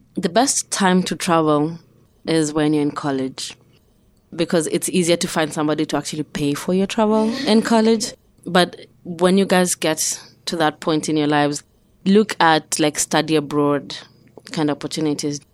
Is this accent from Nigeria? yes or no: no; Nairobi, Kenya; moved away as an adult; now in Pittsburgh, United States; I was born in Nairobi, Kenya.